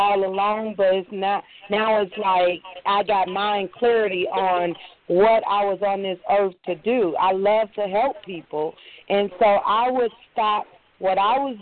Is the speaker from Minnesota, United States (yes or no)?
yes; Minnesota, United States; moved away as an adult; also born or lived in Chicago, Illinois; now in Georgia, United States; I'm from Chicago, Illinois. I was raised in Minnesota. I moved to Georgia in 2008.